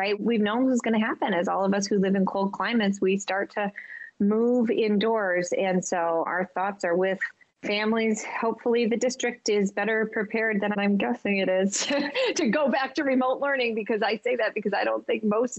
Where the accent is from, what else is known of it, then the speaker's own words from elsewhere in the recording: Michigan, United States; moved away; my home state.